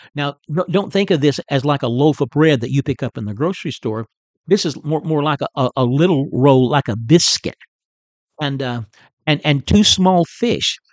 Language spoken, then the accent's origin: English; Chicota, Texas, United States; moved away as an adult; also born or lived in California / Oklahoma / New Brunswick, Canada; I'm a Texan, in case you don't know and uh, I'm a native of, of north northeast Texas. Uh, grew up in Chicota, Texas, uh, which is not too far from Paris.